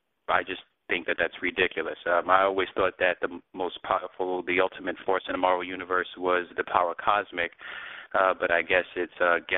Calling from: New York City, New York, United States; I'm from Brooklyn

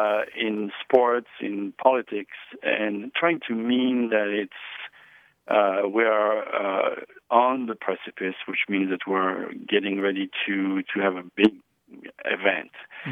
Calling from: Eureka, California, United States; I am calling from Eureka, California.

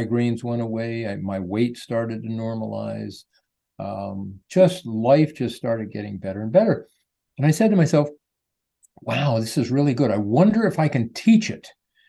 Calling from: Sarasota, Florida, United States; I'm in Sarasota, Florida. It's a nice little town that's growing like crazy, but we're doing very well here.

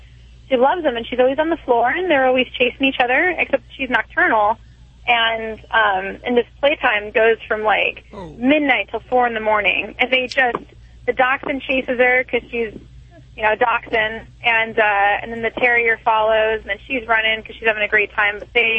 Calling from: Long Beach, California, United States; I'm calling from Long Beach, California.

